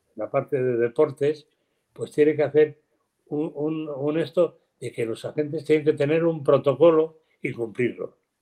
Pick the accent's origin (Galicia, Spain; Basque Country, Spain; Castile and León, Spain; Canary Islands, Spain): Basque Country, Spain; los aldeanos alaveses no, somos muy así